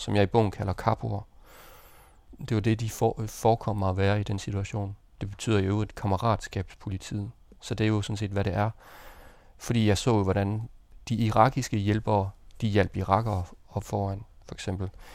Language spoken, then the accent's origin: Danish; Denmark; jeg var dansker